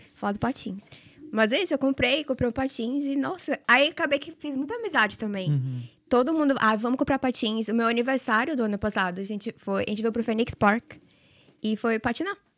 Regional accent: Salvador, Bahia, Brazil; moved away as an adult; eu sou de Salvador

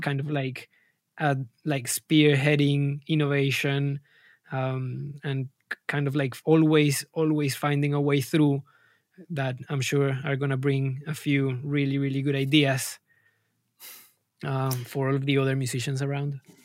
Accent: Colombia; moved away as an adult; now in London, United Kingdom; I'm, I'm originally from Colombia, and I landed in London almost seven years ago.

